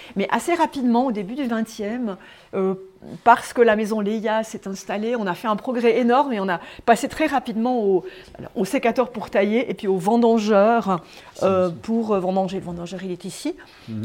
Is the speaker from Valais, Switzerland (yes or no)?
yes; Sierre, Valais, Switzerland; also born or lived in Sion / Lausanne; je suis née à Sierre et j'ai grandi à Sierre